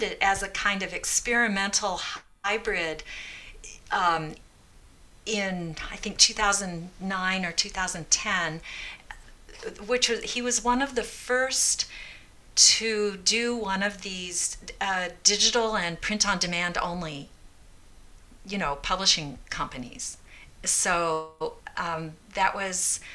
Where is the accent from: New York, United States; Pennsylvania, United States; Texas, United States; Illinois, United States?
Illinois, United States; Peoria; I grew up in Peoria, and my grandmother lived on the farm in Ellisville